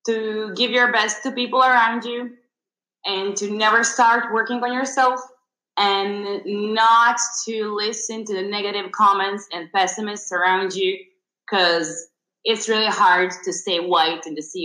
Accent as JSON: {"language": "English", "country": "Serbia", "said": "we're both from Serbia"}